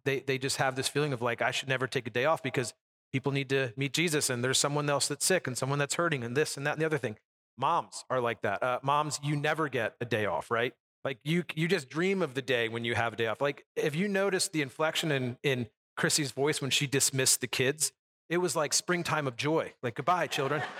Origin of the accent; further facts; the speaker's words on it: United States; as an American, we've never, I've never lived in that kind of a lifestyle